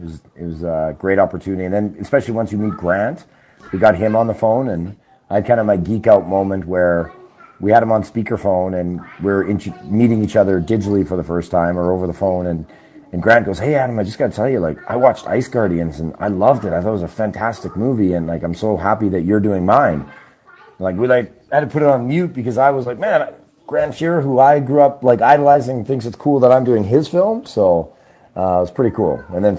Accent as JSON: {"language": "English", "town": "Trail", "region": "British Columbia", "country": "Canada", "tie": "born or raised there", "also_born_or_lived": "Singapore / Australia / New York / Houston", "said": "Yeah, I was born in Trail, BC, and I grew up in Canada, but I've also lived overseas. I lived in Singapore and Australia and stuff when I was a kid"}